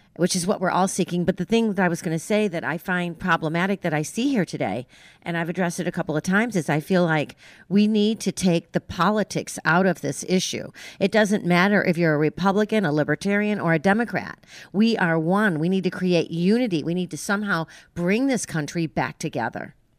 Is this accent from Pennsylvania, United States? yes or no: no; New York, United States; I grew up in New York